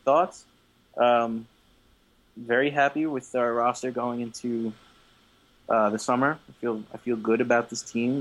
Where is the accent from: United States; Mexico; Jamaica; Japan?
United States; New York; being a New Yorker